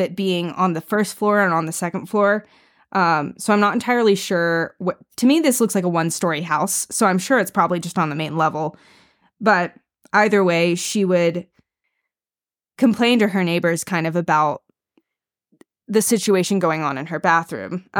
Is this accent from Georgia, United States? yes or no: yes; Georgia, United States; now in Montana, United States; I live obviously up here in Montana, right. but I'm from Georgia